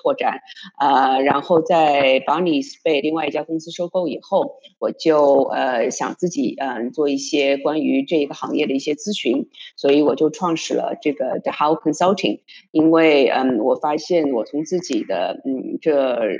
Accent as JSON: {"language": "Chinese", "region": "Shanghai", "country": "China", "tie": "born or raised there", "also_born_or_lived": "United States / Europe", "moved": "as an adult", "lives_now": "New York, United States", "said": "我现在是在纽约。呃，当然我嗯，我是中国人，呃，我出生在上海，我在上海上学，然后但是我在欧洲和美国已经工作了将近有二十年了，嗯，我从复旦新闻系毕业的"}